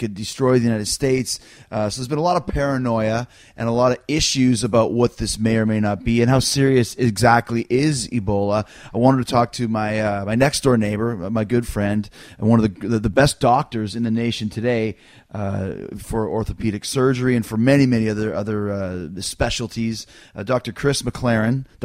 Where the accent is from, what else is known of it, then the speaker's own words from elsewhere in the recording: Canada; I'm from Canada, so I say ….